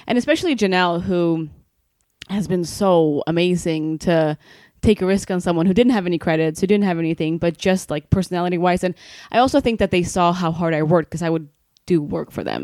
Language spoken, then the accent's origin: English; Sweden; moved away as an adult; now in Los Angeles, United States; I'm from Sweden, right? I came here from Sweden eight years ago.